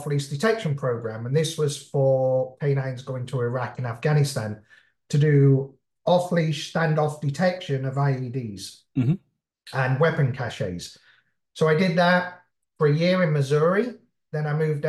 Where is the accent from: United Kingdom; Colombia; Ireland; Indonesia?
United Kingdom; Midlands; moved away; also born or lived in London; I'm British, English specifically. I was born in London, but I lived out in the Midlands.